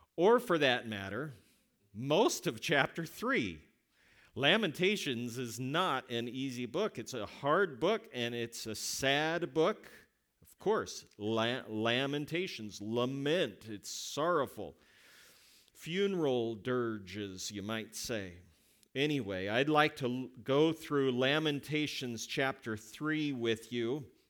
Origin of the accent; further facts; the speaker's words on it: West Coast, United States; moved away; I am from the West Coast